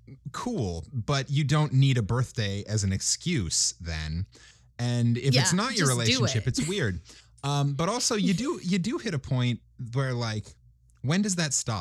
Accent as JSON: {"language": "English", "region": "Minnesota", "country": "United States", "said": "I'm from Minnesota. That's basically Canada, so you have to."}